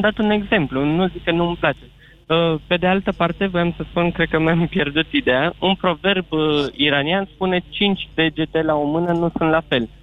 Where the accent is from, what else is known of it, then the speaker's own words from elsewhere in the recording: Bucharest, Romania; sunt din București, născut în București, jumătate iranian, jumătate român